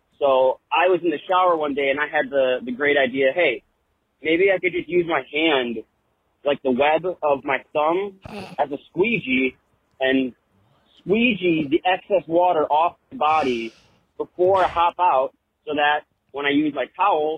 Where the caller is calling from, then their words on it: Illinois, United States; I'm calling from Illinois, and I have a little bit of a mom hack for you.